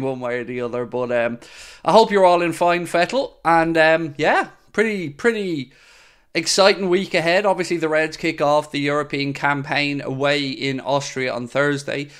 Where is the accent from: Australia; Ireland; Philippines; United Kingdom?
Ireland; Dublin, Leinster; moved away as an adult; now in Wexford, Ireland; I grew up in Dublin, in South Dublin, to be precise, in Shankill, and, um, moved to Wexford